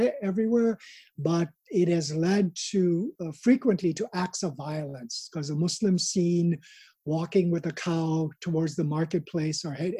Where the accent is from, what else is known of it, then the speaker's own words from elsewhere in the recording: India; moved away; Most of the people I grew up with in India who are middle or upper middle class now